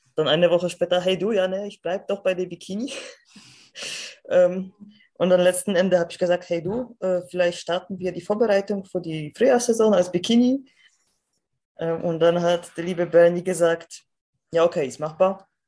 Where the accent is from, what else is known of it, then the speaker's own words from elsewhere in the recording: Poland; moved away; Also ich komme aus Polen